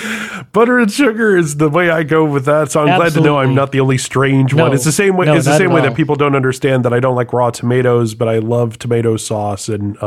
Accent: New Orleans, Louisiana, United States; I'm from New Orleans.

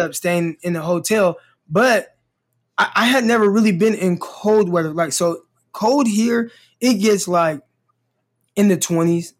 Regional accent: Stockton, California, United States; now in Arkansas, United States; where I'm from, we don't, we don't get snow. Like, Stockton doesn't get snow

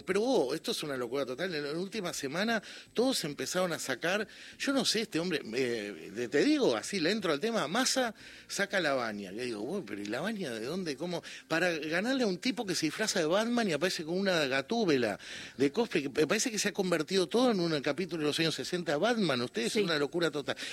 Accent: Uruguay; yo con gran alegría como uruguayo

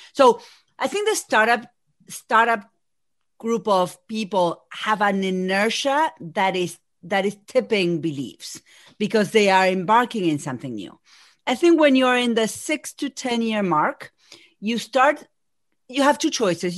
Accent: Argentina; first language Spanish; English is a second language; moved away as an adult; now in Massachusetts, United States; I'm from Argentina. Spanish is my first language, but I have been here in Massachusetts for over 20 years.

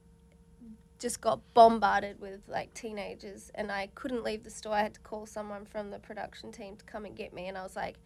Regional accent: New Zealand; now in Australia; I'm originally from New Zealand, so, like, I didn't really watch Big Brother growing up

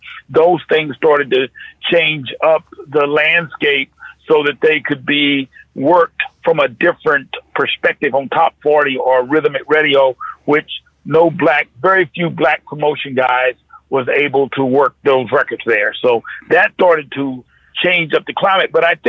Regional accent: North Carolina, United States; I grew up around the sport. I'm from North Carolina.

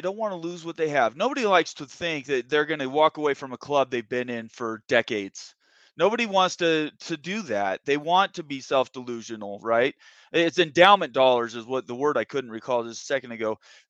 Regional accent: Washington, United States; I mean, I grew up in the Pacific Northwest. I'm from Washington State, and I was a UW Wazoo guy.

